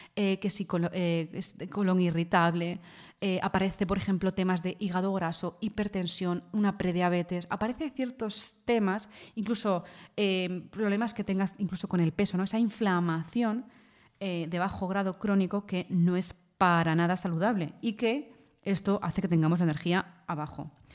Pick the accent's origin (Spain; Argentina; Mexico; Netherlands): Spain; yo soy de España y aquí en España